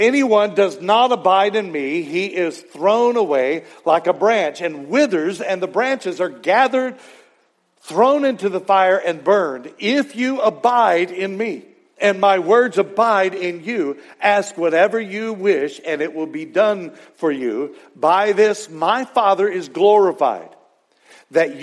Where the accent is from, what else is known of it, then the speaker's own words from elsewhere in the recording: Texas, United States; growing up in Texas working, hauling hay one time, and it was the summer of 1980